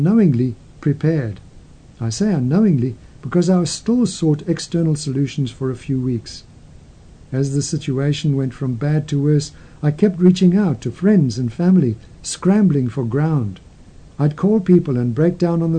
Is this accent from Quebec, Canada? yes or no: no; Calgary, Alberta, Canada; moved away as an adult; also born or lived in London, United Kingdom; my hometown of Calgary